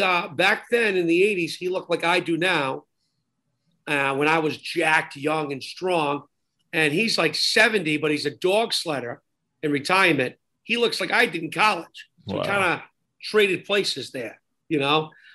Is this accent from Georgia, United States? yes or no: no; Providence, Rhode Island, United States; accent: New England; also born or lived in Smithfield, Rhode Island; I was born in Providence, and like everyone else, lived around Providence. Everyone else in Rhode Island, because we're only 70 by 70, I've lived around Providence my whole life.